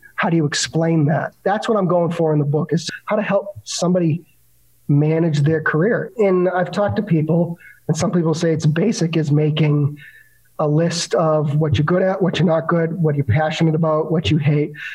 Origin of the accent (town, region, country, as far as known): Boston, Massachusetts, United States